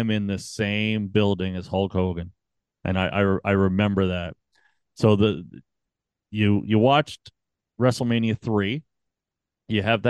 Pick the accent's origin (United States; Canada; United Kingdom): Canada; I'm Canadian